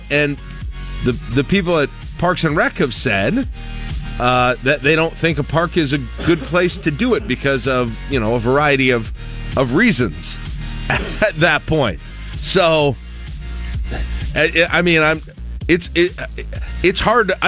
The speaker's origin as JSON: {"language": "English", "town": "Toronto", "region": "Ontario", "country": "Canada", "said": "no I'm from Toronto."}